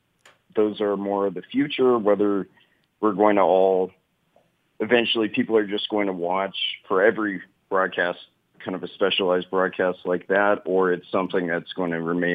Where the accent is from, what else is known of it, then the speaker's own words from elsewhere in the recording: California, United States; I'm from the Bay Area.